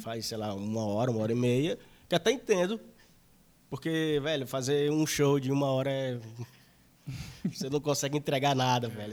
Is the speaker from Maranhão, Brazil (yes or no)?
yes; interior of Maranhão, Brazil; eu sou do interior, do interior do Maranhão